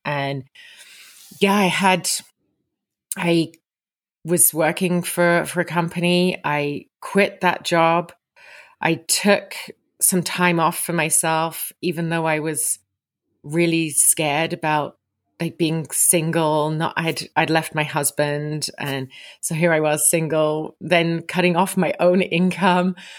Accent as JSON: {"language": "English", "region": "England", "country": "United Kingdom", "also_born_or_lived": "Vancouver, Canada", "moved": "as an adult", "lives_now": "Sun Peaks, Canada", "said": "I'm originally from England, but you find me today in Sun Peaks, British Columbia"}